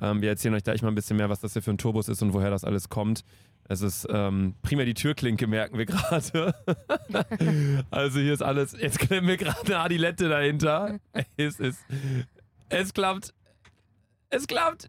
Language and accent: German; Cologne, North Rhine-Westphalia, Germany; wir kommen aus Köln